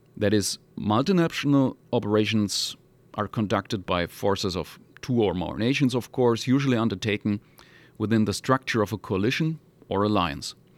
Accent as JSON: {"language": "English", "region": "Hamburg", "country": "Germany", "moved": "yes", "said": "originally I come from Hamburg in northern Germany"}